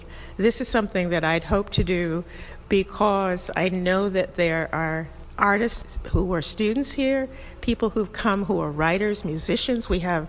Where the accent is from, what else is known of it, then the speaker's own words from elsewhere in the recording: Fairbanks, Alaska, United States; moved away as an adult; also born or lived in California / New Haven / Los Angeles; now in Savannah, United States; I was born in the middle of the United States. I lived in California. I grew up in Alaska. I went to college in California. I was in grad school in New Haven. I live here in Savannah permanently since 1996.